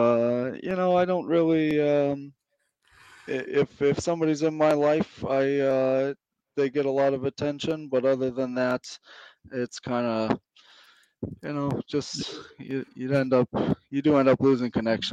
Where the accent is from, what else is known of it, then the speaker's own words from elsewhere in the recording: Prescott, Arizona, United States; moved away as an adult; also born or lived in St. Cloud, Florida; up was probably St. Cloud, Florida, and Prescott, Arizona. And I tend to consider Prescott, Arizona my hometown because I graduated high school there. That's where I left to enlist in the Army.